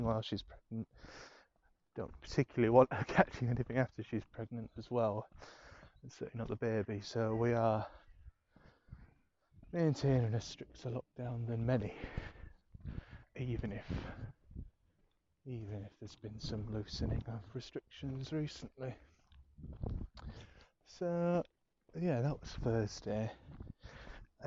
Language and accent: English; Scarborough, Yorkshire and the Humber, United Kingdom; moved away as an adult; now in London, United Kingdom; I learned to drive in my hometown in Scarborough